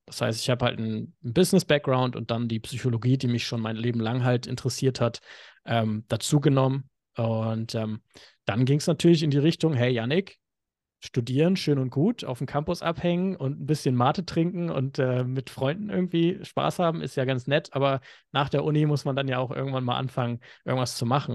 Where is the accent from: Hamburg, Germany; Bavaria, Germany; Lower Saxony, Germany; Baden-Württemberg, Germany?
Hamburg, Germany; moved away as an adult; now in Bali, Indonesia; Ich bin ursprünglich Hamburger, komme aus dem kalten Norden Deutschlands